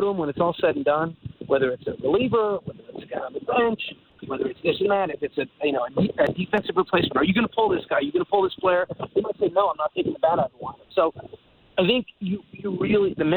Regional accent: Montreal, Quebec, Canada; moved away; my experience growing up in Montreal

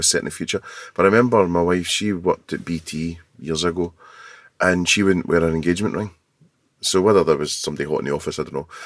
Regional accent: Scotland, United Kingdom; being Scottish

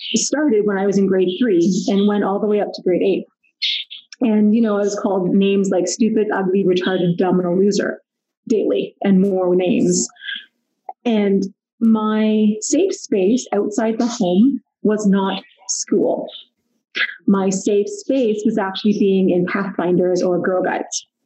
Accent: Pickering, Ontario, Canada; moved away as an adult; also born or lived in Ottawa, Ontario; now in Calgary, Canada; grew up near Toronto in Pickering

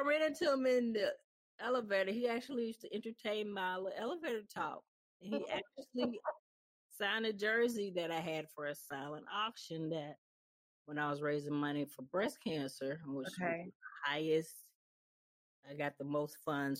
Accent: Mississippi, United States; because I grew up in Mississippi, and my grandfather was a diehard Cowboys fan.

